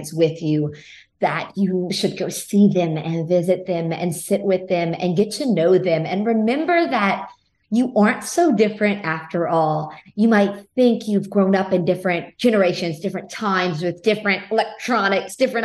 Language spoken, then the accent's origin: English; Lafayette, Louisiana, United States; I grew up in Lafayette, Louisiana. So that is in the heart of Cajun country.